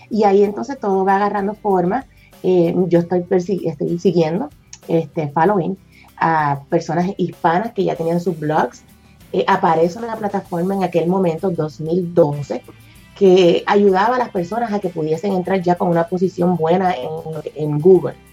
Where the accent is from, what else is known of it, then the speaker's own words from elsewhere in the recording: Puerto Rico; now in Texas, United States; todo empezó cuando me mudé para acá, para Texas, de Puerto Rico para acá.